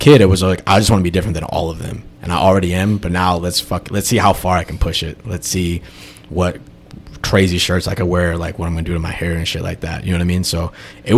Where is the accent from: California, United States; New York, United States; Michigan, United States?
New York, United States; Brooklyn and Long Island; where I grew up in Brooklyn and Bensonhurst, it was mad, like, Eastern European people, Italian people, and Chinese people